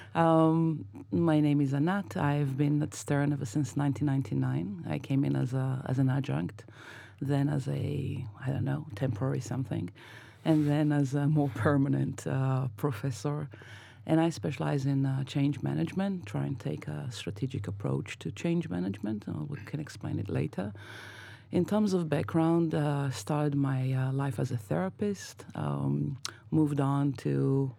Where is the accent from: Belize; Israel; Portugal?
Israel; born or raised there; now in New York, United States